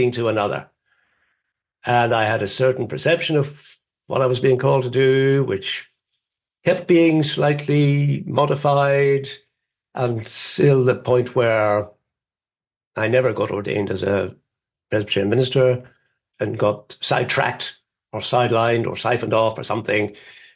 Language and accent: English; Northern Ireland, United Kingdom; moved away as an adult; also born or lived in England; growing up in Northern Ireland